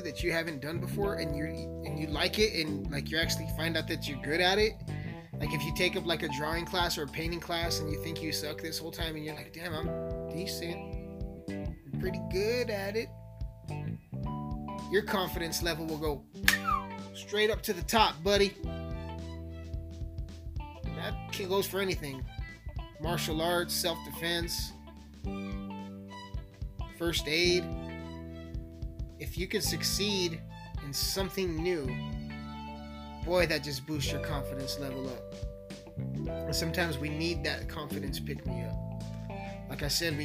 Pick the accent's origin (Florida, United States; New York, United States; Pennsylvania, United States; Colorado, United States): Colorado, United States; Alamosa; also born or lived in Montrose, Colorado; I'm born and raised in Alamosa, man, the San Luis Valley